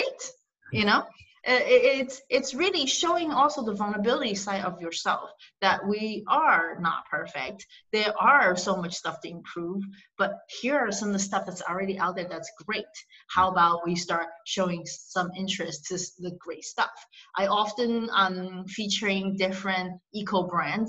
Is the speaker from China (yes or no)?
yes; Shanghai, China; moved away; I was born in China, in Shanghai.